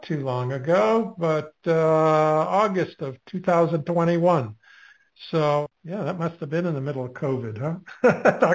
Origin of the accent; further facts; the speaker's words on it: Anchorage, Alaska, United States; moved away; I grew up in Alaska in Anchorage and fished the Kenai Peninsula a lot with my family